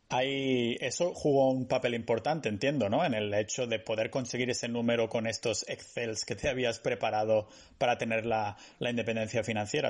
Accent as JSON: {"language": "Spanish", "country": "Spain", "moved": "yes", "lives_now": "Estonia", "said": "los que somos de España como que echamos de menos el sol, ¿no? Yo aquí en Estonia"}